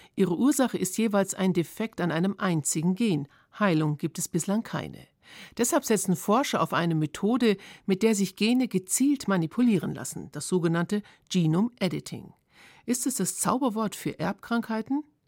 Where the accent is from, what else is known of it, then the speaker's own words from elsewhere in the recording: Germany; bei uns in Deutschland